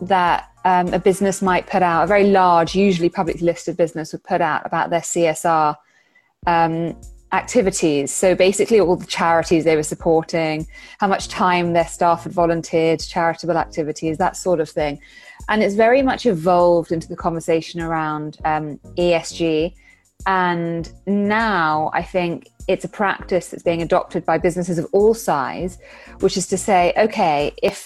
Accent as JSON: {"language": "English", "country": "United Kingdom", "said": "I'm British national"}